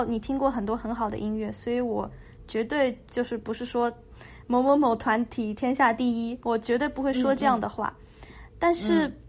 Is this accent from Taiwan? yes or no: no; China; 我是中国人，我说中国话。